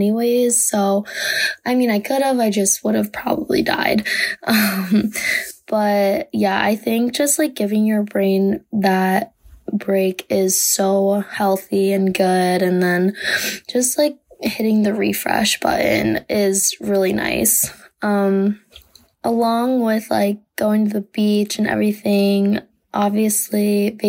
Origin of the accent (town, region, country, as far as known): Delaware, United States